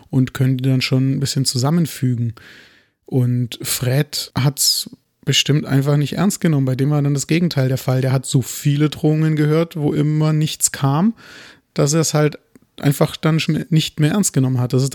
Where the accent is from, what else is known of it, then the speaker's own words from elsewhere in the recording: Germany; Ich bin Deutscher, ich trinke